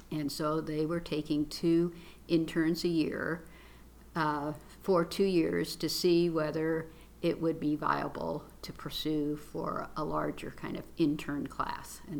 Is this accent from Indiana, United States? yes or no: yes; South Bend, Indiana, United States; moved away as an adult; also born or lived in Grand Rapids, Michigan; now in Louisville, United States; I grew up in South Bend, Indiana, South Bend, Indiana.